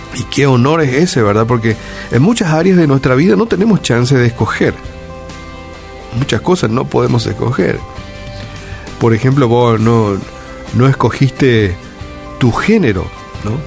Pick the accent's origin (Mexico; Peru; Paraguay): Paraguay; naciste, en nuestro caso, en este, en este bello Paraguay y nacimos aquí